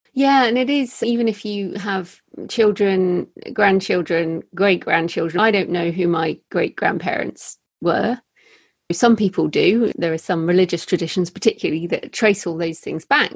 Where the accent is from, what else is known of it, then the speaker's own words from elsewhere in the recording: England, United Kingdom; my culture as an English person